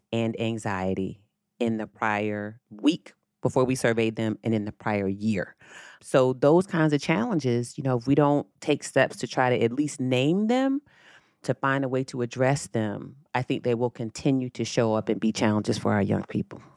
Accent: Virginia Beach, Virginia, United States; When I was growing up, I'm from Virginia Beach, Virginia.

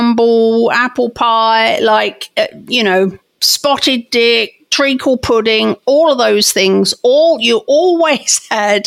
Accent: England, United Kingdom; moved away; I grew up in England

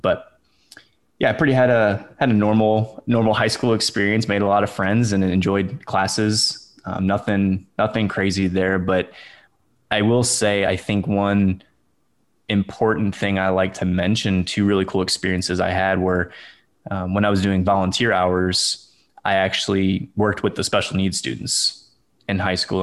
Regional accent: St. Louis, Missouri, United States; moved away as an adult; now in Houston, United States; I grew up in Saint Louis, Missouri

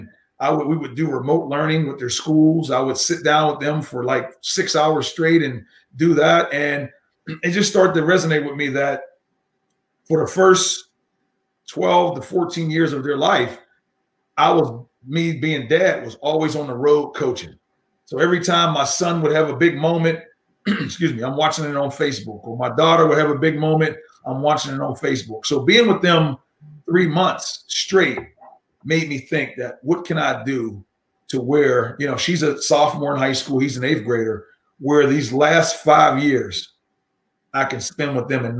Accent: Pittsburgh, Pennsylvania, United States; I'm born and raised in Pittsburgh. And I've been here, all my life

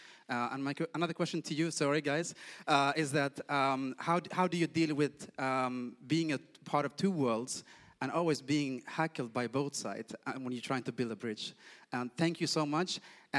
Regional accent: Sweden; I'm from Sweden with Somali background.

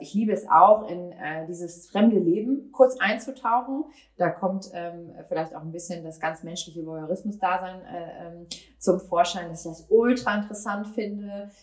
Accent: Cuxhaven, Lower Saxony, Germany; now in Hamburg, Germany; Ich bin äh, in Cuxhaven in meiner Heimat

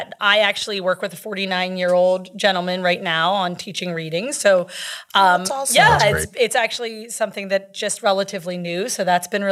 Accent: Western Pennsylvania, United States; I grew up in Western PA

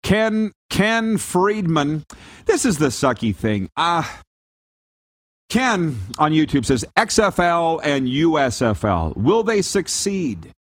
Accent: Regina, Saskatchewan, Canada; I'm from Canada, specifically Regina, Saskatchewan.

